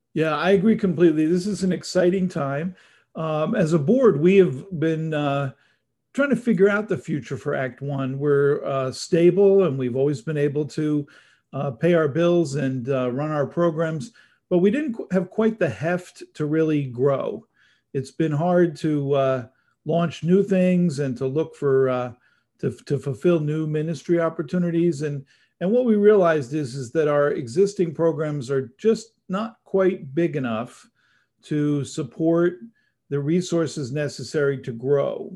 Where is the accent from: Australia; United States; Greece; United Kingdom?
United States; New Jersey; moved away as an adult; also born or lived in Syracuse, New York; now in Los Angeles, United States; I grew up in New Jersey